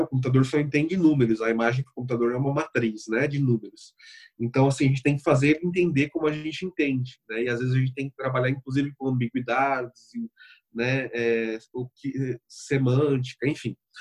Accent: Bauru, São Paulo, Brazil; sou de, de São Paulo, mas especificamente do interior de São Paulo, Bauru

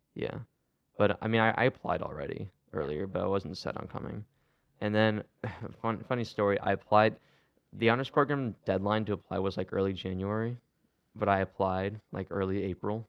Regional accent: Akron, Ohio, United States; I'm from Akron

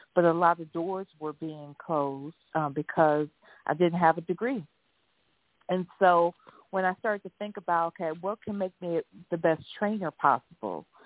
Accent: Ohio, United States; I live in Ohio and was born and raised in Ohio

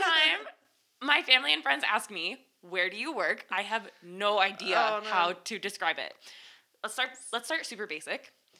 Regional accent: Canada; now in Fukushima, Japan; I am from Canada.

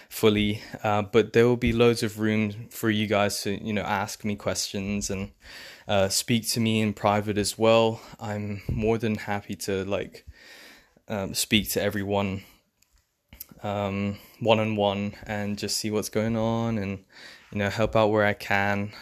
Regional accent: England, United Kingdom; also born or lived in London; I'm from England. I live in London.

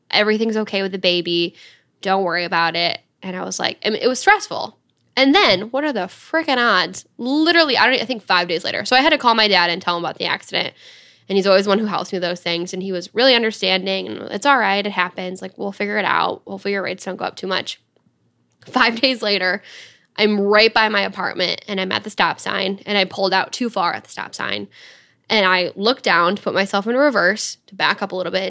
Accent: Dryden, Michigan, United States; I was coming from Dryden, where we both grew up.

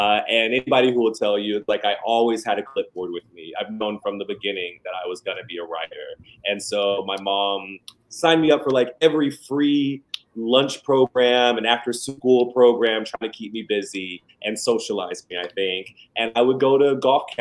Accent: Memphis, Tennessee, United States; moved away as an adult; also born or lived in Atlanta, Georgia / New Haven, Connecticut; I grew up in Memphis

